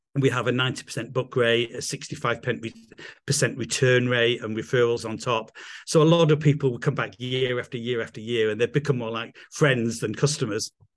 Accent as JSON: {"language": "English", "region": "England", "country": "United Kingdom", "also_born_or_lived": "London", "accent": "English", "moved": "as an adult", "lives_now": "Italy", "said": "I'm English, as you can probably tell from my accent"}